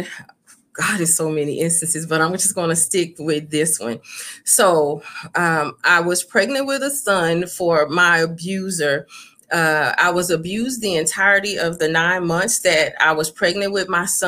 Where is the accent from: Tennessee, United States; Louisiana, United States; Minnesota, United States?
Louisiana, United States; Baton Rouge; moved away; being raised in Louisiana